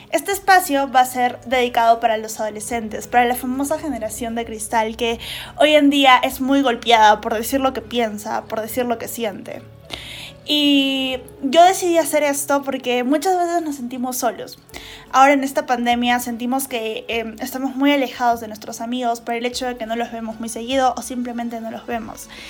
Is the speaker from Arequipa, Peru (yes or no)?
yes; Arequipa, Peru; Nosotros somos eso, nosotros somos arequipeños.